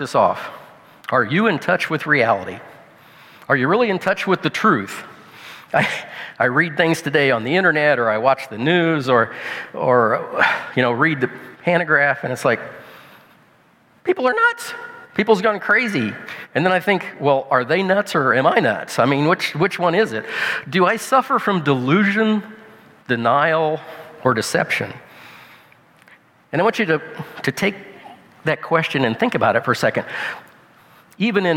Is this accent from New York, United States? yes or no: no; Illinois, United States; I'm a farmer from Illinois, from the States